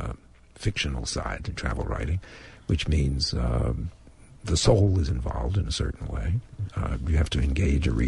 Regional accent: Perth Amboy, New Jersey, United States; moved away; I also go back to my hometown in New Jersey and try to get the essence of the life that I once lived there

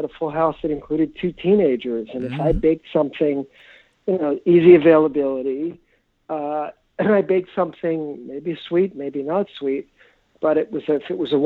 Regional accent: New York City, New York, United States; moved away as an adult; now in Minneapolis, United States; I grew up in New York in the 1960s and 70s, New York City

